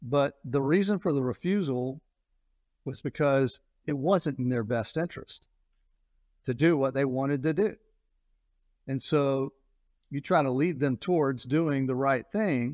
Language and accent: English; Atlanta, Georgia, United States; I grew up in Atlanta